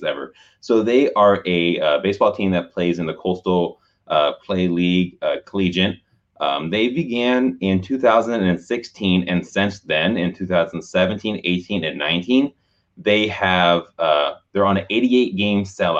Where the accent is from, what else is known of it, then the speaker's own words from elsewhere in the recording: Oakland, California, United States; when I was a kid growing up in Oakland, like me and my sisters, we would chase Stomper around the whole Coliseum